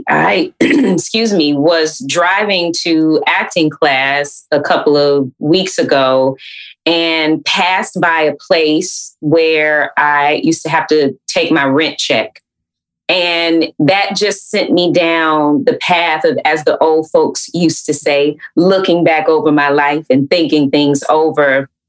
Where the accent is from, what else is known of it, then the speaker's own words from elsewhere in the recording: Atlanta, Georgia, United States; growing up in Atlanta is hot.